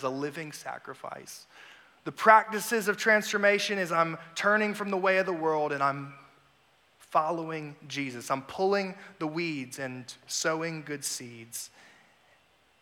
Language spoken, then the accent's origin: English; Raleigh, North Carolina, United States; now in South Carolina, United States; I'm originally from Raleigh, North Carolina, I had a really bad speech impediment as a kid